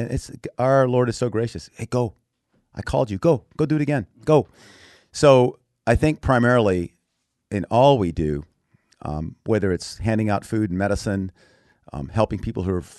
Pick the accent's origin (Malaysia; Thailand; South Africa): Thailand; also born or lived in Texas; I was born in Texas, but I grew up as a missionary kid in Thailand.